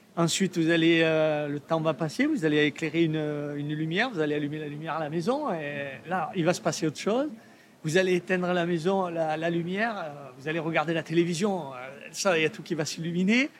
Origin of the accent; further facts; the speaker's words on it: Provence-Alpes-Côte d'Azur, France; je viens de Provence, du sud de la France